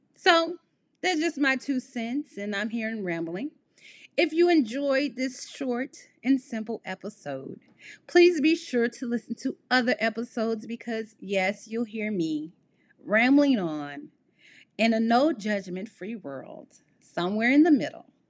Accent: Midwest of the United States, United States; I am from the Midwest of the United States.

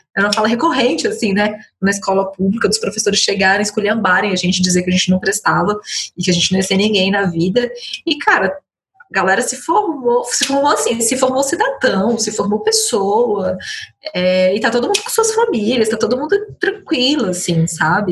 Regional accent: Ceilândia, Federal District, Brazil; influenciou demais, assim, porque foi onde eu cresci

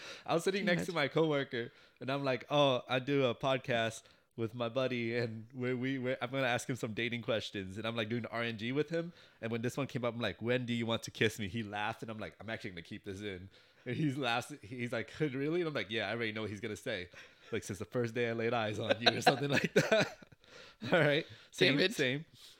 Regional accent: California, United States; That's how it feels being a Californian.

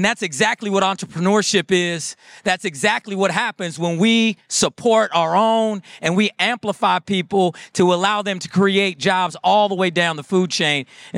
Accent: Iowa, United States; born there; I'm not from Michigan. Right. I came here and I was born in Iowa.

